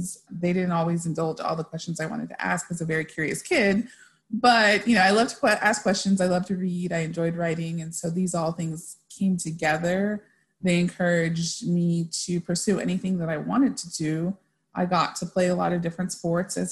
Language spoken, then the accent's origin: English; El Paso, Texas, United States; I grew up in El Paso, Texas. My family is originally from Mexico